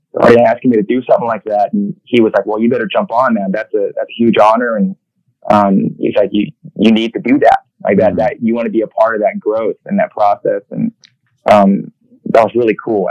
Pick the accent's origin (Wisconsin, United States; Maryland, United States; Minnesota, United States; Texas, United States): Texas, United States; Houston; I grew up in the Houston area